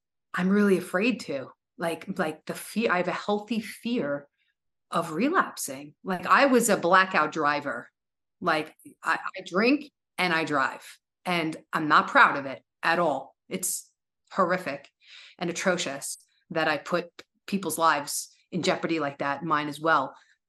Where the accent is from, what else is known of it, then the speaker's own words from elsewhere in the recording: New York, United States; I had no idea that I was so dependent on being a New Yorker. Right? Depending, I know us New Yorkers, we're so proud.